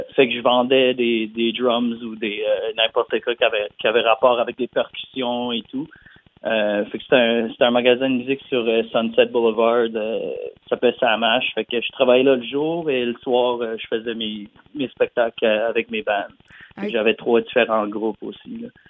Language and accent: French; Dieppe, New Brunswick, Canada; je viens de, de, de Dieppe, Nouveau-Brunswick, quand même une petite ville près de Moncton.